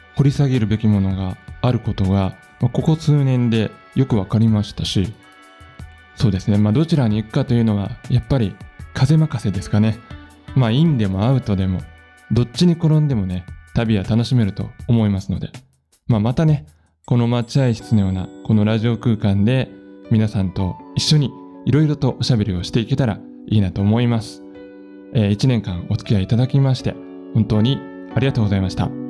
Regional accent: Nagoya, Aichi, Japan; now in Matsumoto, Japan; 名古屋出身で今住んでる松本なんですけど

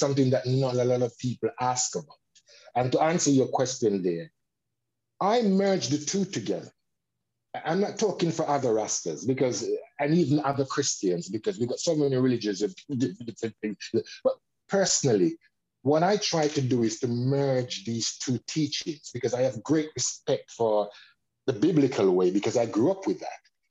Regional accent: London, United Kingdom; I was growing up in Bixton

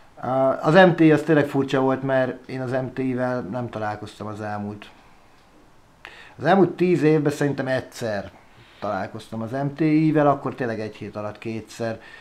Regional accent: Budapest, Hungary; also born or lived in Szeged, Hungary; én budapesti vagyok, csak lementem egyetemre, ott Tíz éves szerencsétlenkedtem Szegeden

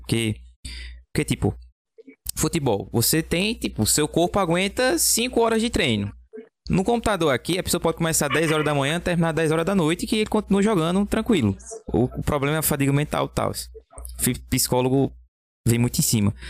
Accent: Belo Jardim, Pernambuco, Brazil; eu sou aqui de Belo Jardim

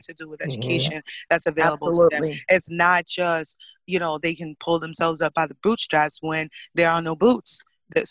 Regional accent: New York City, New York, United States; I grew up in Brooklyn

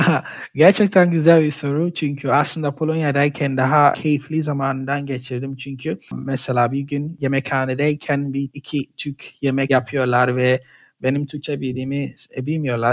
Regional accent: Ghana; Turkish is a second language; moved away as an adult; also born or lived in Poland; now in Gaziantep, Turkey; Ganalıyım. Gana'da yaşadım, okudum. 2016 yılında işte Türkiye'ye geldim.

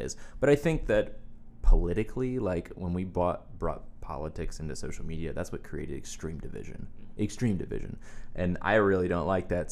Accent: Wilmington, United States; now in Nashville, United States; I live in Nashville, Tennessee, and I grew up in Wilmington

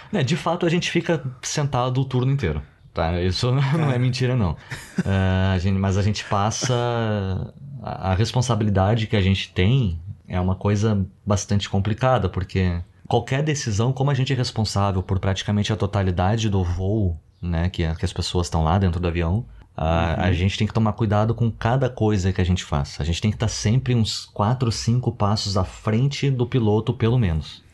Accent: Porto Alegre, Rio Grande do Sul, Brazil; moved away; eu morava com os meus pais em Porto Alegre. Eu sou gaúcho

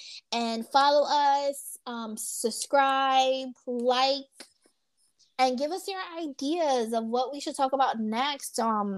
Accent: New York, United States; moved away; I'm from New York

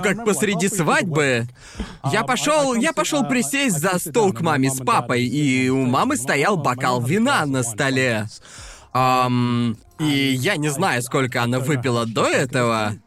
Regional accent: Brighton, South East England, United Kingdom; moved away; я уже давно не был в родном городе

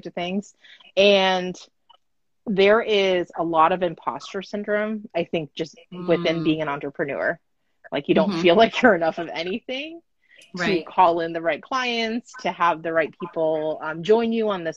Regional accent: United States; I'm Japanese American

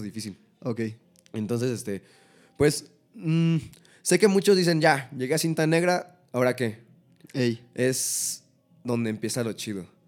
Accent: Coacalco, State of Mexico, Mexico; Soy un trapero de Coacalco

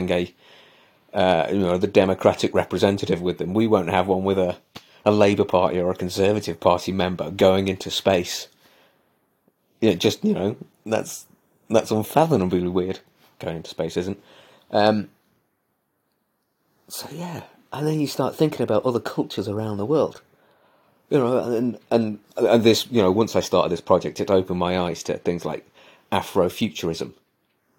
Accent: Belper, East Midlands, United Kingdom; I have this heritage in me about mass producing and machines and technology was born in my hometown

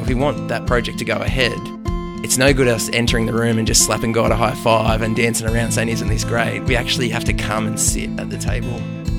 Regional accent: New South Wales, Australia; I am from the Lower Blue Mountains, west of Sydney.

